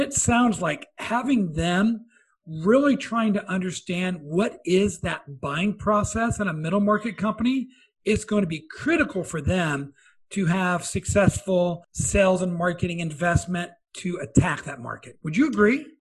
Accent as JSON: {"language": "English", "region": "Midwest", "country": "United States", "said": "I'm from the Midwest"}